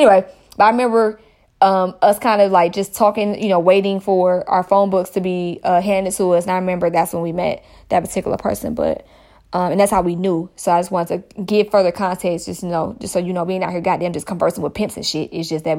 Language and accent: English; Stone Mountain, Georgia, United States; I am from Stone Mountain. For those that don't know, that's in the Atlanta area.